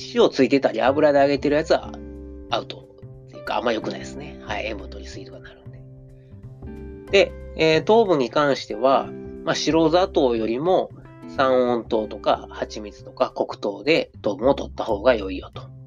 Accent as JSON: {"language": "Japanese", "region": "Osaka", "country": "Japan", "accent": "Osaka dialect", "said": "僕が大阪弁で読んでも"}